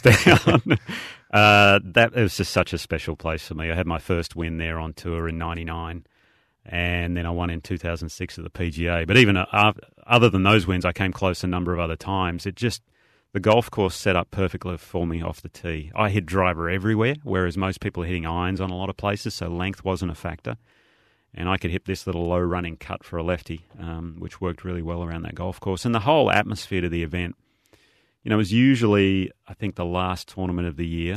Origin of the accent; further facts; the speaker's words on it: Australia; being an Aussie